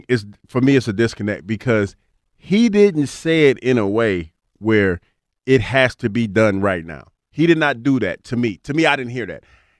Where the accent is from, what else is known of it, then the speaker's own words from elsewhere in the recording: Ohio, United States; I mean, the Brown, like, I'm from Ohio. I just don't see that.